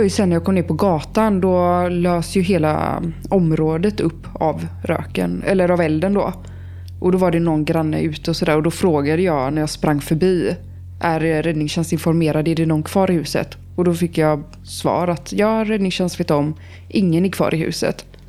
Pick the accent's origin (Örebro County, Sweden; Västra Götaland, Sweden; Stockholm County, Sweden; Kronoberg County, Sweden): Västra Götaland, Sweden; Eskilsby; Vi är då i den här lilla byn som jag växte upp i, Eskilsby, som ligger utanför Landvetter